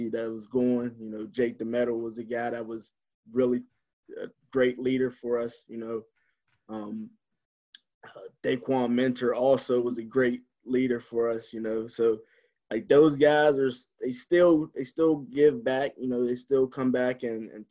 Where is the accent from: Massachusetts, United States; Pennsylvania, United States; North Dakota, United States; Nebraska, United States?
Pennsylvania, United States; Clairton; growing up in Clarion